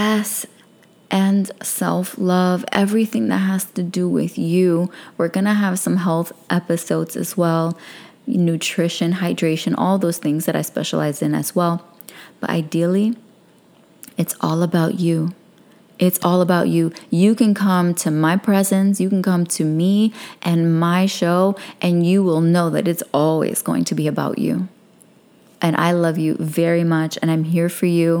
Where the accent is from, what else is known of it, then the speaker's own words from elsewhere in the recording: New York City, New York, United States; I'm a girl from Brooklyn